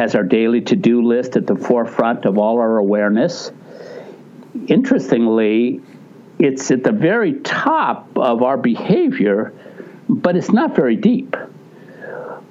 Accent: Ohio, United States; moved away; I was from Ohio

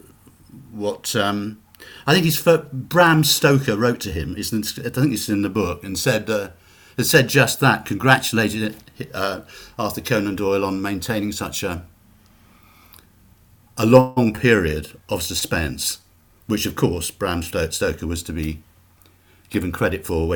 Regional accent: United Kingdom; accent: British; I'm British

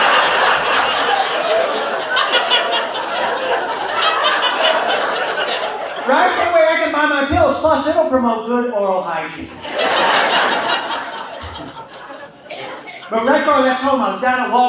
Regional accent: Oklahoma, United States; I told him Oklahoma

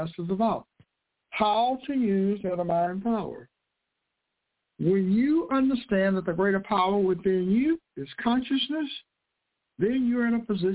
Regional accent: United States; I was born in the United States of America

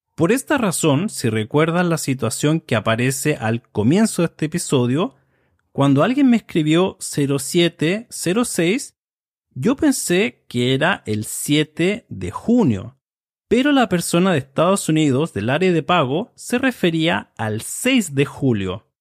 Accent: Chile; soy de Chile

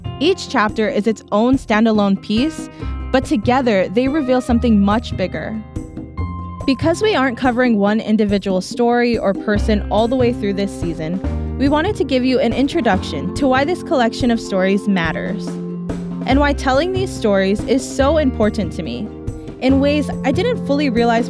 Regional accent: Waimanalo, Hawaii, United States; I grew up in Waimanalo on Hawaiian homesteads with my grandma and my mom and my brother. Hawaiian homesteads are areas of land set aside for Native Hawaiians.

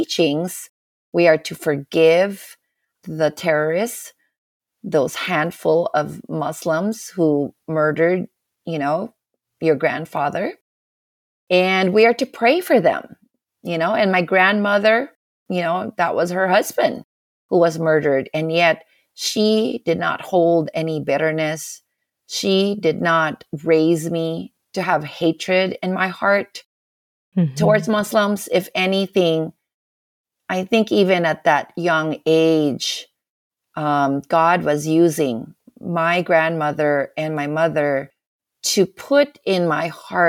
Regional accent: Manila, Metro Manila, Philippines; moved away as an adult; also born or lived in Washington, D.C. / California; now in Los Angeles, United States; I grew up in the north. Mm-hmm. I grew up in Manila, which is the capital of the Philippines

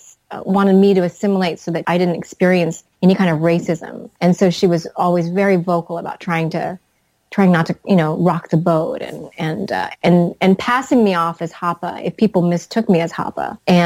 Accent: the South, United States; I grew up in the South, so I understand the Southern mentality

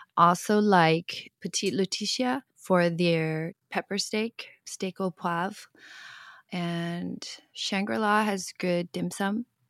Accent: Hong Kong; moved away; I grew up in Hong Kong

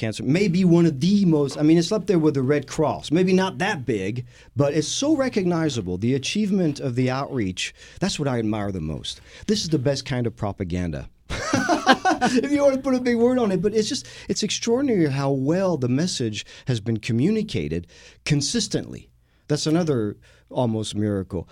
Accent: France; moved away as an adult; now in Houston, United States; I am the Texan from France, and as a Texan from France, when I moved to the U.S. in the early 90s

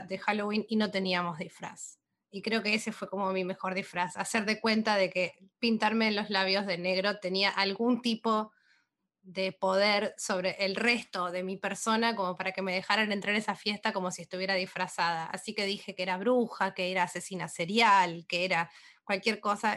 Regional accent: Argentina; now in Brooklyn, United States; ahora estoy viviendo en Brooklyn, pero soy de Argentina.

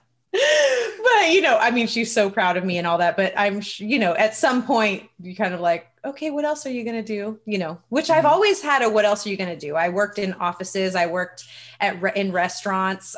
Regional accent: Redwood City, California, United States; grew up in Redwood City and I started doing music in the local hip hop and rap scene

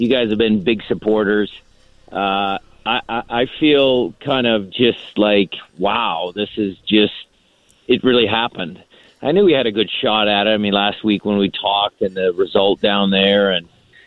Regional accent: Seattle, Washington, United States; It's my hometown

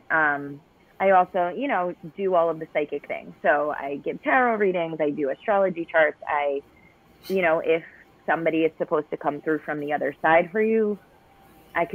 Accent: New York, United States; I'm a New Yorker

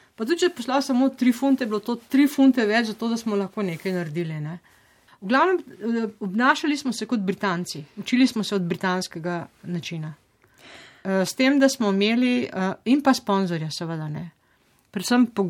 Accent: Slovenia; moved away

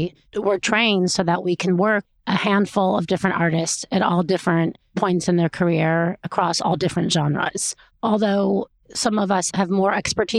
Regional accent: Chicago, Illinois, United States; I grew up in Chicago

